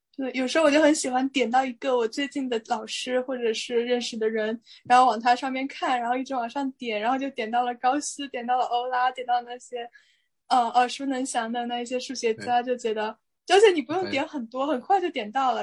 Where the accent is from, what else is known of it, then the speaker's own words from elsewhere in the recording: China; 作为中国人在这里面，浸泡久了可能就会理解一点